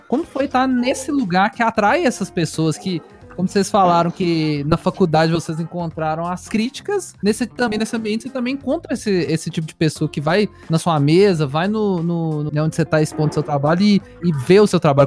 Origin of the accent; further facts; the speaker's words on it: Belo Horizonte, Minas Gerais, Brazil; eu sou de BH